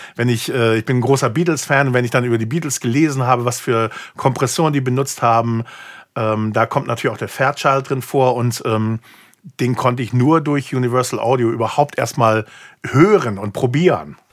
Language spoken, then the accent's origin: German; United States; moved away; ich bin halt gebürtiger Amerikaner